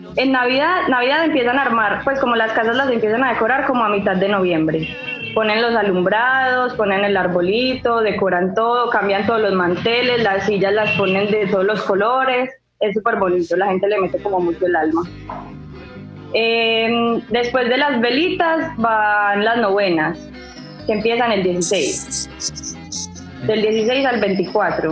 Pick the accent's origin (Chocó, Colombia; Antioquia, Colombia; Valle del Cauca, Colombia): Antioquia, Colombia; Medellín; accent: paisa; soy de Medellín, entonces a nosotros nos dicen los paisas